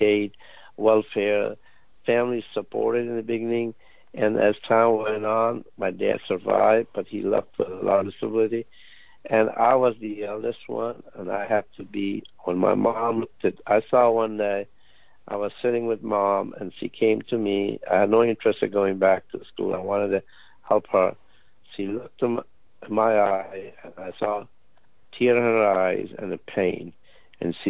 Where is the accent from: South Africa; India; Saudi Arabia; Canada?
India; moved away as an adult; now in United States; I came all the way from India, 10,000 miles